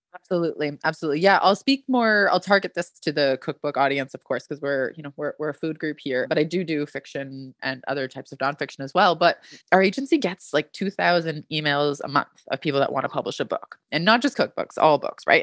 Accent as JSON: {"language": "English", "country": "Canada", "said": "I'm Canadian"}